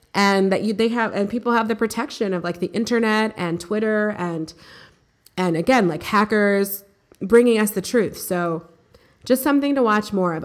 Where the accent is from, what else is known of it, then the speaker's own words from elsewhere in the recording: United States; We're American